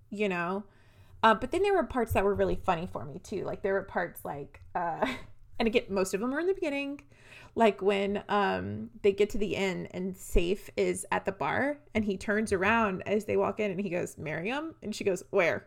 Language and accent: English; the South, United States; also born or lived in Nashville; we're from small towns, Renee and I. We're from the South